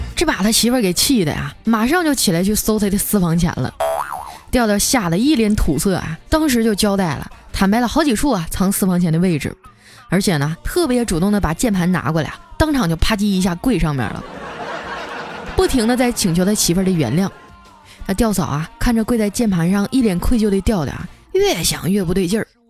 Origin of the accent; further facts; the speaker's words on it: Northeast China, China; moved away; 我也是东北人，我是丹东爱养的